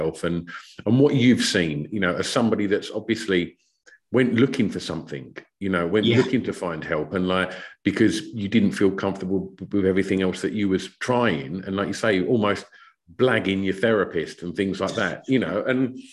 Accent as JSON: {"language": "English", "area": "Essex", "region": "East of England", "country": "United Kingdom", "tie": "born or raised there", "said": "I'm a few years older than you, but also, you know, growing up in Essex"}